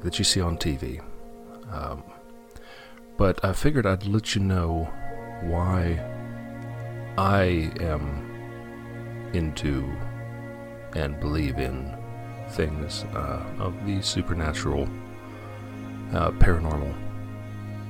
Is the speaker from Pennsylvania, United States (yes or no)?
yes; Western Pennsylvania, United States; I grew up in Western Pennsylvania, a very old part of our settled country